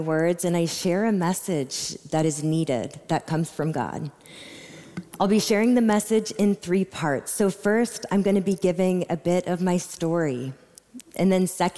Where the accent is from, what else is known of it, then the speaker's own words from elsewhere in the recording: Austin, Texas, United States; I was born and raised here in Austin, Texas